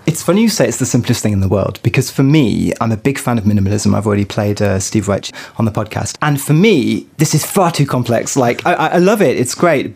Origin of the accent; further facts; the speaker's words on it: Paris, Île-de-France, France; here in my hometown of Paris